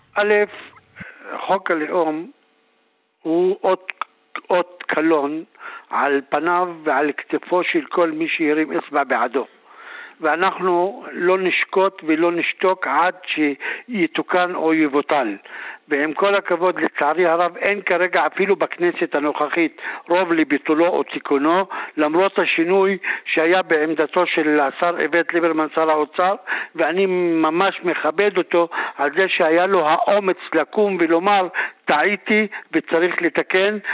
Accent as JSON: {"language": "Hebrew", "area": "Druze community", "region": "Northern District", "country": "Israel", "said": "הסיפור שלנו כחברה דרוזית, אנחנו אנשים שלא נעקרנו מאדמותינו, חיים בתוך בתינו, בתוך כפרינו"}